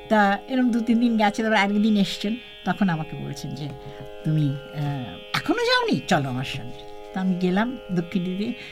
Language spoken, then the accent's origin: Bangla; Kolkata, West Bengal, India; আমাদের আমি কলকাতা থেকে এসেছি আর আমাদের বাড়িটাই ছিল রবীন্দ্রসঙ্গীতের একটা বিরাট পরিবেশ যেখানে আমরা জয়েন্ট ফ্যামিলি বলে ভাই বোনদের মিলেই আমরা গান করতাম